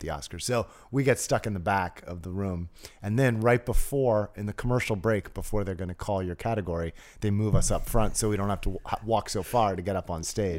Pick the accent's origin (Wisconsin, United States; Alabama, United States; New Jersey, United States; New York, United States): New Jersey, United States; I grew up in New Jersey, went to public school in New Jersey